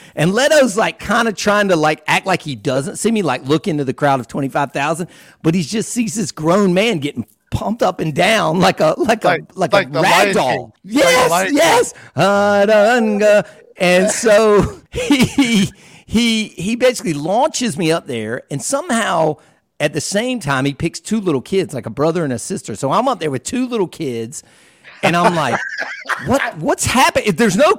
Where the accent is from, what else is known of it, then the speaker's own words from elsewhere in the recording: Raleigh, North Carolina, United States; Where are you from? Raleigh, North Carolina.